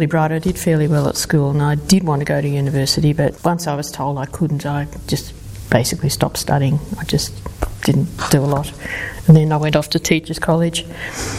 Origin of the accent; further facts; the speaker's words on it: Melbourne, Victoria, Australia; also born or lived in London; I was born in London just because my parents happened to be over there. But I did grow up in Melbourne